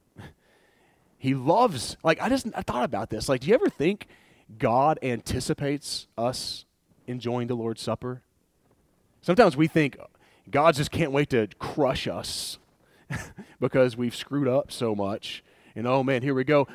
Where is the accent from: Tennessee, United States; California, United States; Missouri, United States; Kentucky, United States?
Tennessee, United States; Wartburg; Wartburg. That's where I'm from.